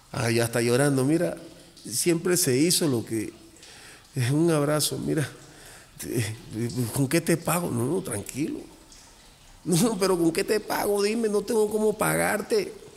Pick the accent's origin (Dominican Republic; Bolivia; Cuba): Cuba; now in Mexico; yo soy cubano